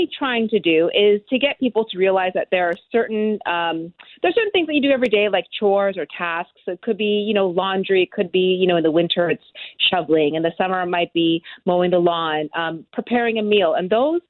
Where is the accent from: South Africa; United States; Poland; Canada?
Canada; Halifax, Nova Scotia; I grew up in Halifax in an area that was very, very dense.